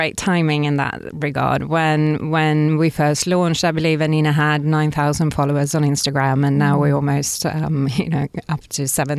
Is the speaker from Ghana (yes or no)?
no; Stockholm, Stockholm County, Sweden; English is a second language; And I'm from Sweden originally, from Stockholm.